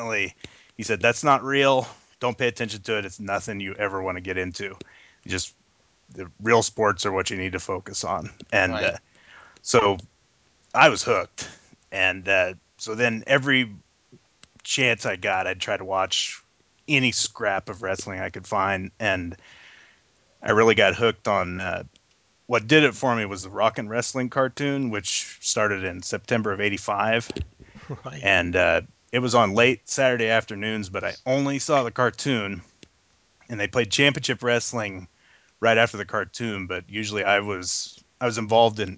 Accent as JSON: {"language": "English", "town": "Wichita", "region": "Kansas", "country": "United States", "tie": "born or raised there", "said": "I'm from Wichita, Kansas, born and raised, and was born in 1978"}